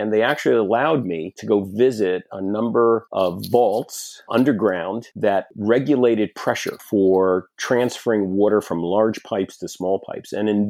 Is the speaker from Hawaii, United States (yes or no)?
no; Brooklyn, New York, United States; I was born and bred on the East Coast of the United States from Brooklyn, New York, and I started my career on Wall Street.